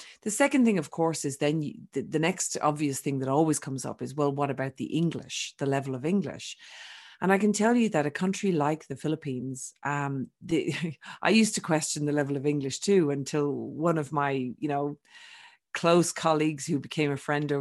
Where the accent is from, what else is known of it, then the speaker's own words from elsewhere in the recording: Ireland; accent: Irish; also born or lived in Australia; now in Europe; I'm Irish, for those that haven't picked up my accent, but I'm sort of a truly global citizen because although I was born in Ireland, I lived for 20 years, almost 20 years in Australia